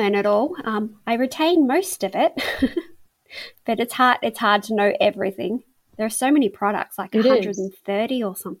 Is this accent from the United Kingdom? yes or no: no; Australia; now in Melbourne, Australia; I'm from Australia. I'm in Melbourne, Australia